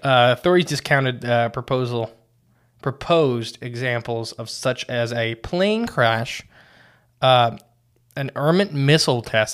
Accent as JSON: {"language": "English", "region": "Ohio", "country": "United States", "said": "We're from No Name Ohio."}